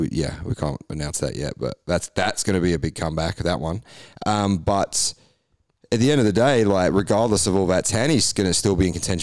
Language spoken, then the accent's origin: English; England, United Kingdom; Had a chat about being English and things.